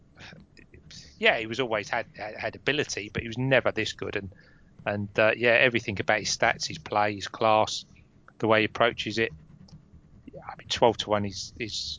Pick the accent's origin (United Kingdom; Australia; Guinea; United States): United Kingdom; Romford, London; I'm from Romford